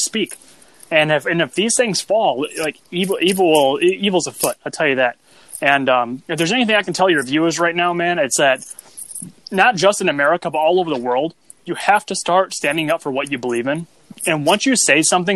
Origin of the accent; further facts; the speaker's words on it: United States; I'm an American